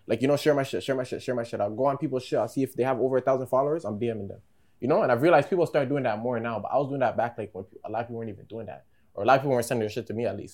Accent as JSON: {"language": "English", "town": "Ajax", "region": "Ontario", "country": "Canada", "said": "I live in the 905, the East. I live in Durham"}